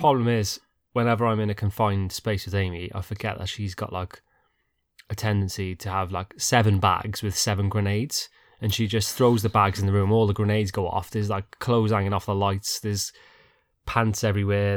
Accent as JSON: {"language": "English", "country": "United Kingdom", "said": "we're so British"}